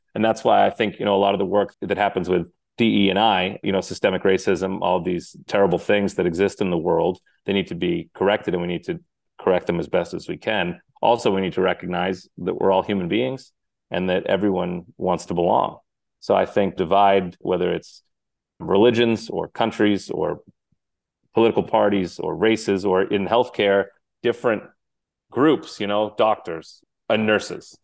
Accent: Cape Cod, Massachusetts, United States; I was raised in Cape Cod, Massachusetts

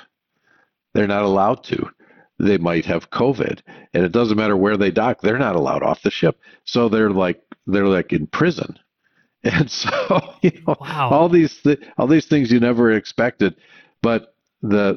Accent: Michigan, United States; moved away; I grew up in Michigan

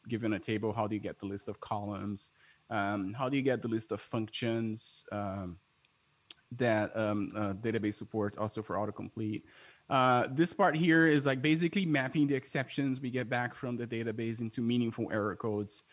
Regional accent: Brazil; moved away; I'm from Brazil

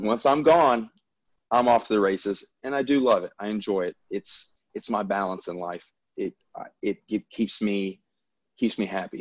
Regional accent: the South, United States; accent: Southern; I'm from the South. I mean, obviously everyone can probably tell by my accent

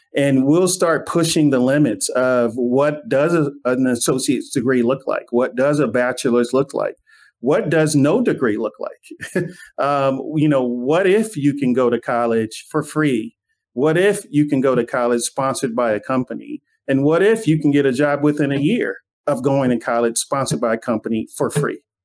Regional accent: Inglewood, California, United States; when I was growing up in Inglewood

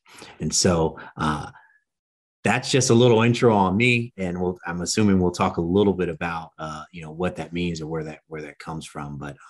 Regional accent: Los Angeles, California, United States; I am a Marine Corps veteran. I was born and raised in South Central Los Angeles.

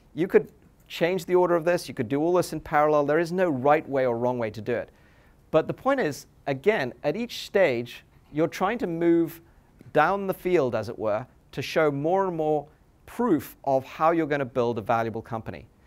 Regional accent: England, United Kingdom; moved away; I grew up in England

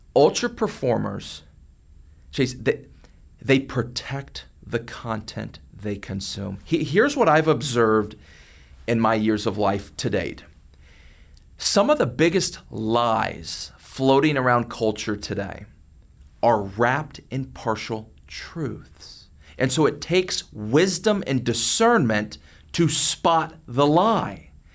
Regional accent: McKinney, Texas, United States; growing up in McKinney, Texas

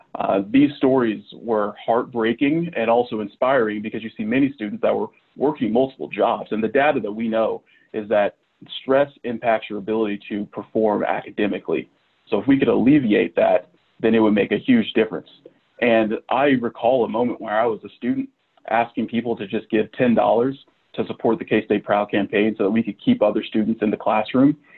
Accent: Manhattan, Kansas, United States; moved away as an adult; also born or lived in Madison, Wisconsin / Oklahoma; I grew up in the Little Apple.

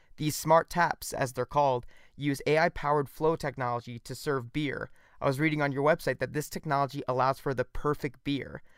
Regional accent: Missouri, United States; I'm from Missouri

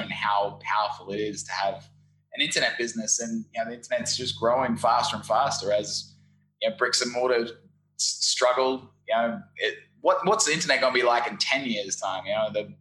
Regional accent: Brisbane, Queensland, Australia; moved away as an adult; also born or lived in London / Saigon, Vietnam; now in Ho Chi Minh City, Vietnam; I'm originally from Brisbane, Australia. You might be able to tell from my funny accent.

